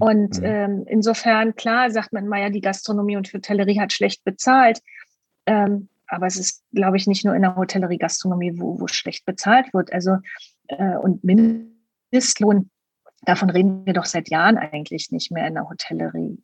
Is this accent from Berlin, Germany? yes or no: yes; Berlin, Germany; Ich komme ja aus Berlin